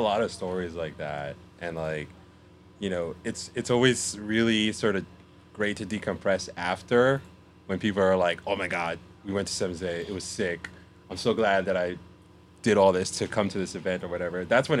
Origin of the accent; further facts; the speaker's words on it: New York City, New York, United States; also born or lived in Astoria, New York; I'm born and raised in the Bronx and I live in Astoria now